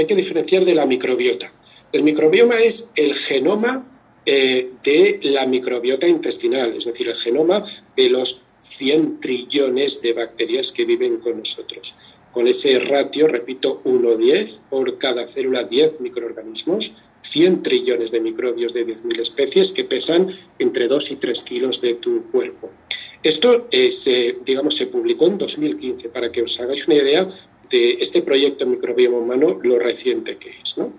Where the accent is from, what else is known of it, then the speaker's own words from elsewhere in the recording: Valencian Community, Spain; Y como soy valenciano